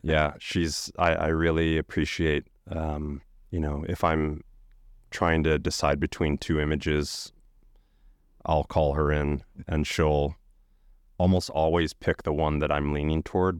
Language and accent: English; Chicago, Illinois, United States; I grew up outside of Chicago in the suburbs